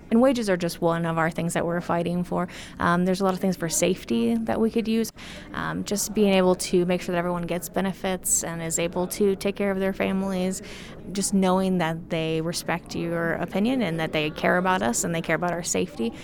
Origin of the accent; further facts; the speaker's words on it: Indiana, United States; moved away as an adult; now in Denver, United States; my home state of Indiana